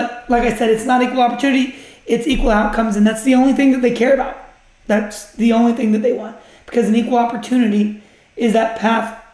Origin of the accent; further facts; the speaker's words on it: United States; I'm an American.